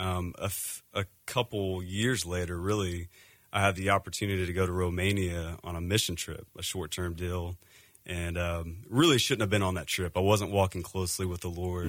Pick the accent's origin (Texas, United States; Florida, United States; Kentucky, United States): Texas, United States; also born or lived in Seattle area; now in Phoenix, United States; we're actually from Texas. Grew up in Texas